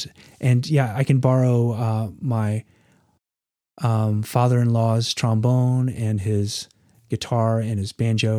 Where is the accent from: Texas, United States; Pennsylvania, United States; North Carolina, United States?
North Carolina, United States; I grew up in North Carolina, Western North Carolina, at least from the age of 8 or so.